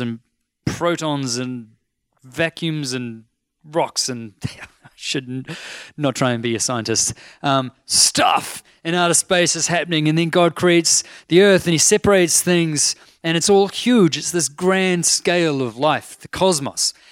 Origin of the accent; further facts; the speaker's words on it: North Shore, Auckland, New Zealand; I'm from the North Shore. Like, I'm a shore boy.